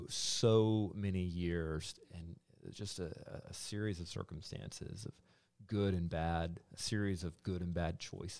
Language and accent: English; Columbus, United States; I was born in Columbus